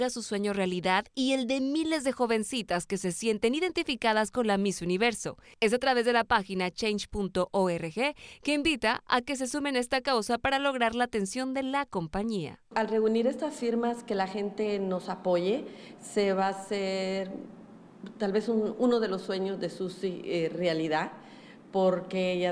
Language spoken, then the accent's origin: Spanish; Los Angeles, California, United States; Mi mamá es de Guatemala y mi papá es de Managua, Nicaragua. Y cuando crecí aquí en Los Ángeles, ellos me enseñaron a, querer a mi cultura